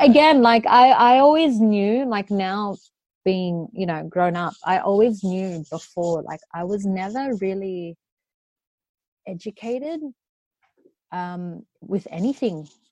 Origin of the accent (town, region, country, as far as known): Australia; born or raised there